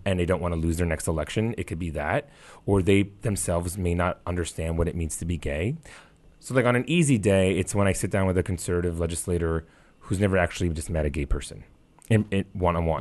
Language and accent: English; New York City, New York, United States; I grew up in the New York City area